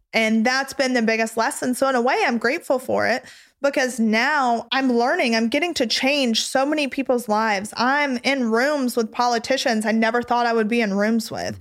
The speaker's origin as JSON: {"language": "English", "region": "the South", "country": "United States", "tie": "born or raised there", "said": "I grew up in the South"}